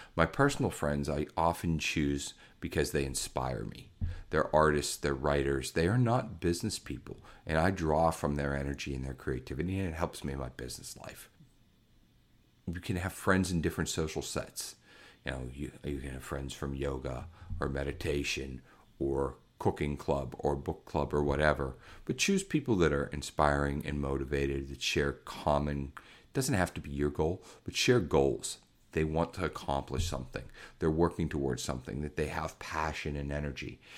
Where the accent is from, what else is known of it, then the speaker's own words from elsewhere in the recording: Pittsburgh, Pennsylvania, United States; I grew up in Pittsburgh, Pennsylvania